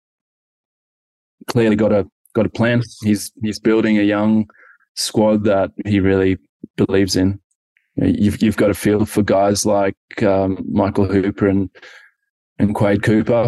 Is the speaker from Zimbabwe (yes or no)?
yes; Zimbabwe; now in Australia; growing up in Zimbabwe